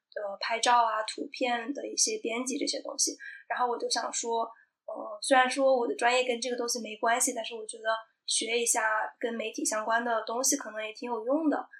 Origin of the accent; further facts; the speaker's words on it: China; also born or lived in Canada; 我父母是很典型的那种超级节俭的中国人